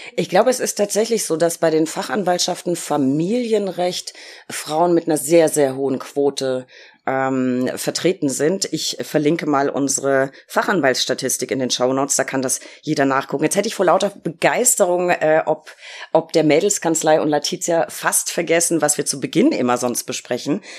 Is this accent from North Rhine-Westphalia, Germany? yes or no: no; Berlin, Germany; als Berlinerin